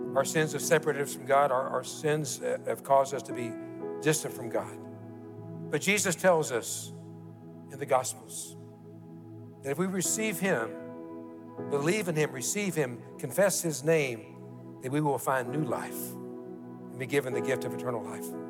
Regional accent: Kentucky, United States; growing up in Kentucky, we all, most all of us, play basketball.

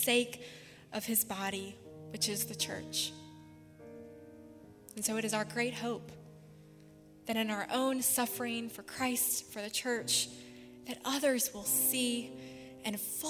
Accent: Spartanburg, South Carolina, United States; Spartanburg Regional, which is in my hometown

